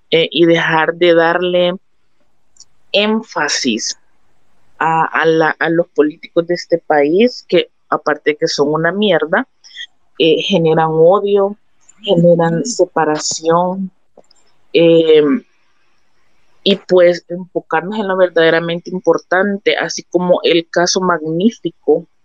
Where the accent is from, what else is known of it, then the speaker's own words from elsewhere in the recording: El Salvador; porque todos somos salvadoreños